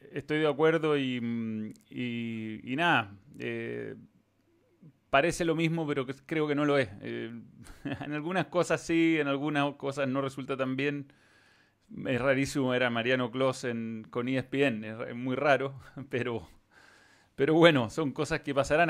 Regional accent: Chile; Acá en Chile

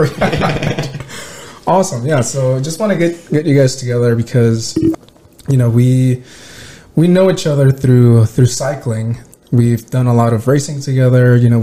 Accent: Mexico; moved away; Like, I came from Mexico. The biggest change for me was like how once you're walking in the city, like nobody gives a shit about you.

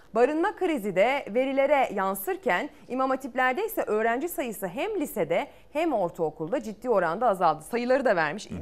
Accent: İzmir, Turkey; Ben de İzmir'in ilçesinde büyüdüm

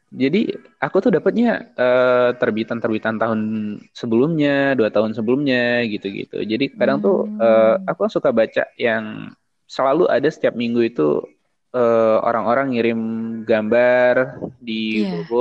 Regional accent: Lampung, Indonesia; Mungkin termasuk hmm. salah satunya yang ke Lampung Barat, ke daerahku oh, itu.

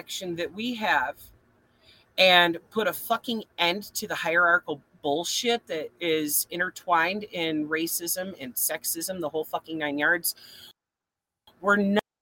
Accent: Flint, Michigan, United States; I'm from Flint

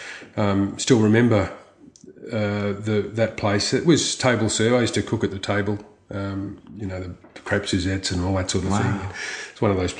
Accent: Brisbane, Queensland, Australia; also born or lived in Roseworthy / Geelong; now in Victoria, Australia; I'm from Brisbane

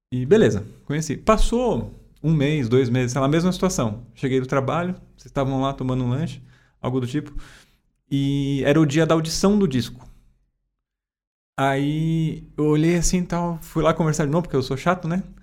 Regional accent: Guarulhos, São Paulo, Brazil; moved away as an adult; also born or lived in Osasco; now in São Paulo, Brazil; eu moro aqui na cidade já tem uns seis anos, mais ou menos, né? Eu sou de Guarulhos, morei em Osasco

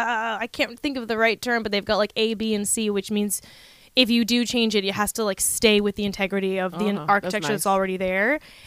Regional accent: California, United States; I grew up in California

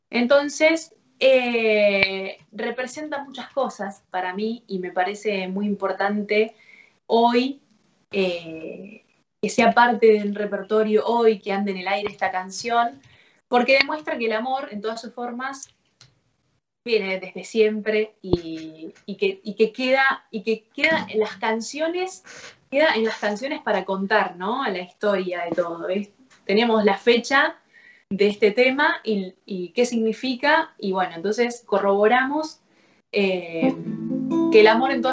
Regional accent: Córdoba, Argentina; also born or lived in Rafaela, Argentina; Em, así que yo nací en Rafaela, pero, o sea, viajaron a, estar cerca de la familia para tenerme a mí y volvieron conmigo, viajaron dos y volvieron tres a Córdoba capital. Eh, así que hasta los, hasta los seis, siete años yo viví en Córdoba.

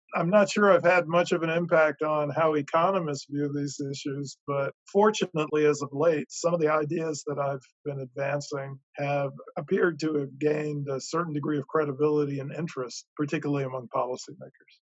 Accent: Durham, North Carolina, United States; my hometown of Durham, North Carolina

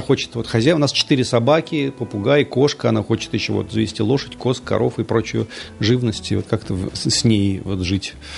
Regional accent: Lipetsk, Lipetsk Oblast, Russia; now in Nizhny Novgorod, Russia; Я вырос на реке Воронеж, вот там уже в Липецке, в Липецкой области выше

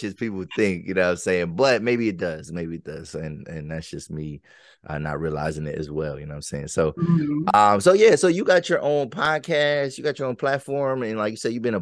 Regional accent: Pennsylvania, United States; people in the 717 area, like we probably got an accent too

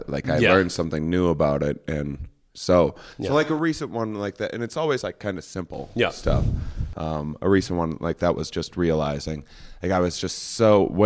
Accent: Wisconsin, United States; I'm from a small town in Wisconsin, and this is not an activity that I can picture my brother and father.

